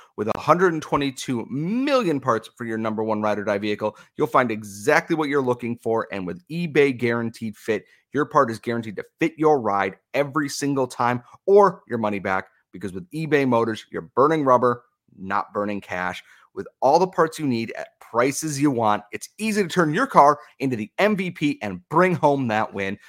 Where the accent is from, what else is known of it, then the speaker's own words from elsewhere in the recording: United States; as an American